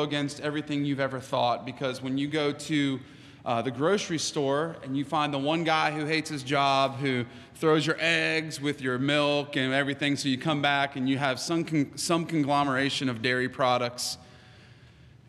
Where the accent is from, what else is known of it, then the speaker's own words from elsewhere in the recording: United States; I am American